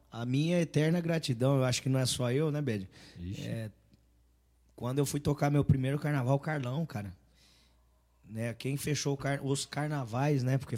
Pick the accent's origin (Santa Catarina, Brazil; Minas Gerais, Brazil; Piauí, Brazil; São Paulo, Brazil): São Paulo, Brazil; Pereira Barreto; also born or lived in Mato Grosso; a gente é de Pereira Barreto